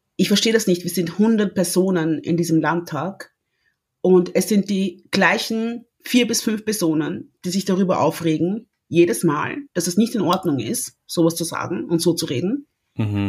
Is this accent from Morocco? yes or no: no; Austria; also born or lived in Congo; ich bin Österreicherin mit, mit stolzen kongolesischen Wurzeln